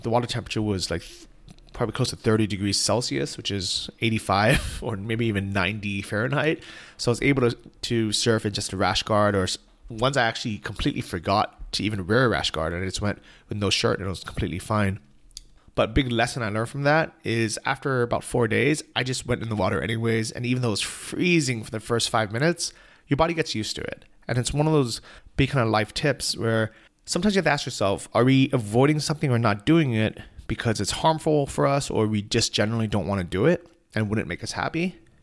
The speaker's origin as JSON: {"language": "English", "country": "United States", "moved": "yes", "said": "As an American"}